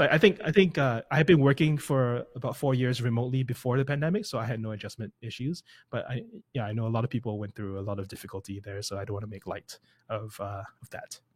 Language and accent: English; Singapore; first language English; moved away; I come from Singapore, I don't come from the U S